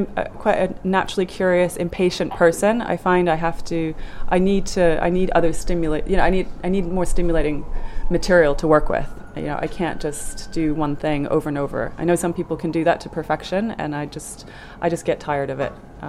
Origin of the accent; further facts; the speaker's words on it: Germany; born there; I wasn't born in Norway, so that wouldn't have helped. I was born in Germany.